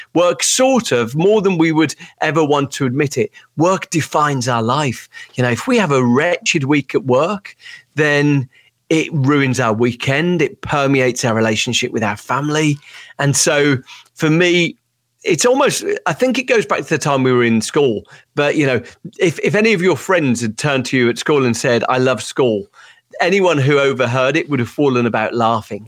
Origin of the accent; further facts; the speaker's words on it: Birmingham, West Midlands, United Kingdom; I'm from Birmingham, U K